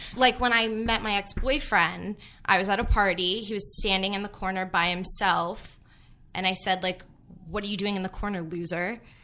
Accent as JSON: {"language": "English", "town": "Los Angeles", "region": "California", "country": "United States", "also_born_or_lived": "Kansas", "said": "being from L"}